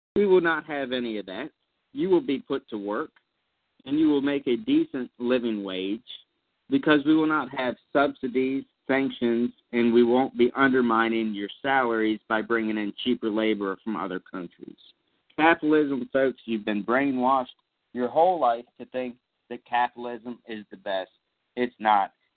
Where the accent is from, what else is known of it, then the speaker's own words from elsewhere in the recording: Southern Maryland, United States; my hometown of Southern Maryland